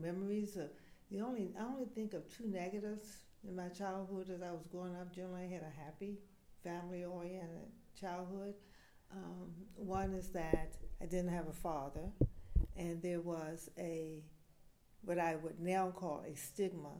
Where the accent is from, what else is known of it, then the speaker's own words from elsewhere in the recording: Washington, District of Columbia, United States; also born or lived in Cleveland, Ohio; I grew up in Washington, D.C., Northeast D.C.